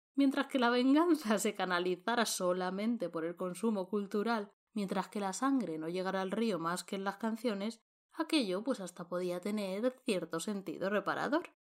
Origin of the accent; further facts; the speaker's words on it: Montealegre del Castillo, Castilla-La Mancha, Spain; la misma advocación de la Virgen que es patrona de mi pueblo, de Montealegre del Castillo